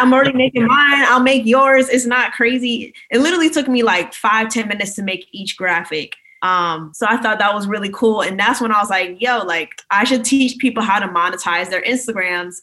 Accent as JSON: {"language": "English", "region": "Maryland", "country": "United States", "also_born_or_lived": "New York", "moved": "as an adult", "lives_now": "Reston, United States", "said": "I'm from Maryland originally, but currently I'm in Florida just for quarantine and everything"}